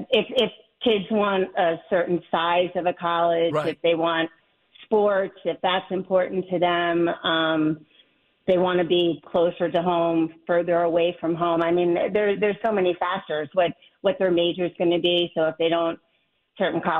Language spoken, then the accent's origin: English; Wynnewood, Pennsylvania, United States; now in Manhattan, United States; I grew up on the main line in Wynwood